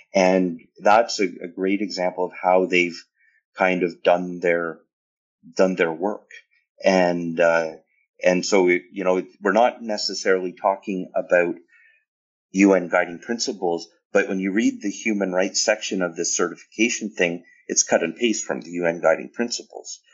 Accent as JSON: {"language": "English", "country": "Canada", "said": "as a Canadian"}